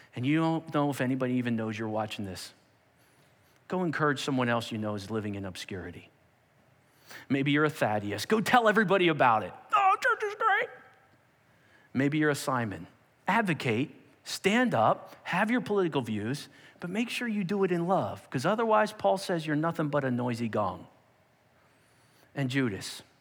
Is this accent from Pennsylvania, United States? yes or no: yes; Perkasie, Pennsylvania, United States; I grew up on Ninth Street in a town called Perkasie